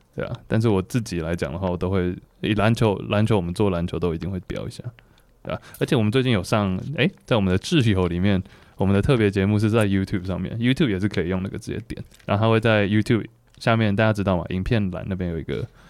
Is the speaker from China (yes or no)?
no; Taichung, Taiwan; 我是台中人